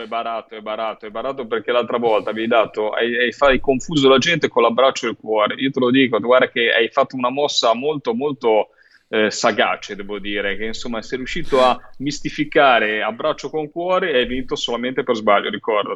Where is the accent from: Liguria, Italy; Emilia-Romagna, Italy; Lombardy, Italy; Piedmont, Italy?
Liguria, Italy; da Ligure